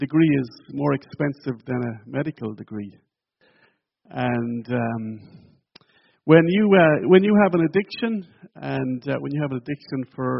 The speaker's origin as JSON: {"language": "English", "country": "Ireland", "tie": "born or raised there", "moved": "as an adult", "said": "my hometown."}